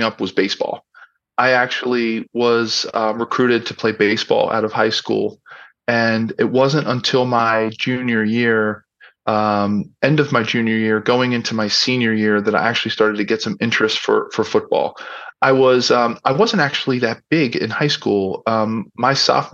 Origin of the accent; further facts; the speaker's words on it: Philadelphia, Pennsylvania, United States; I grew up in Philadelphia. I was born in city in South Philadelphia